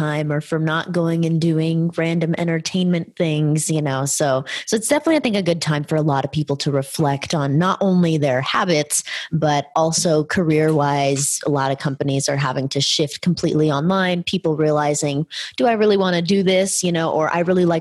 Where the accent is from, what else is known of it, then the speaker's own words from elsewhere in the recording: California, United States; We're from California.